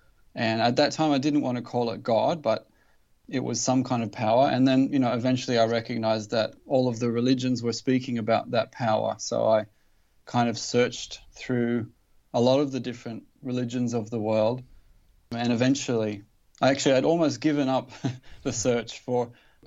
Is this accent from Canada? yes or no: no; Newcastle, New South Wales, Australia; I grew up in Newcastle in Australia